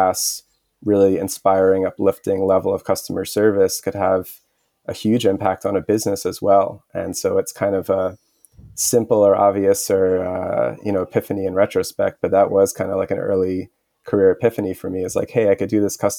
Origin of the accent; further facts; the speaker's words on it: New York City, New York, United States; also born or lived in Montreal, Canada; I grew up in Queens, New York